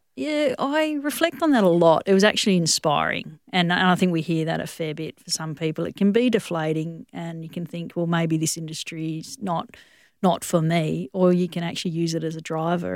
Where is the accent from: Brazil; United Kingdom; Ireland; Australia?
Australia; Western Australia; also born or lived in Johannesburg, South Africa / Durban, South Africa; this is an incredible country to grow up